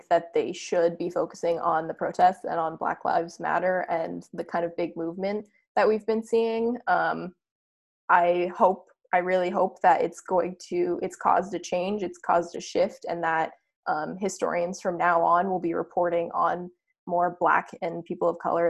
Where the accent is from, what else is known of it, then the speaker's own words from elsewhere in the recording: New Hampshire, United States; my hometown in New Hampshire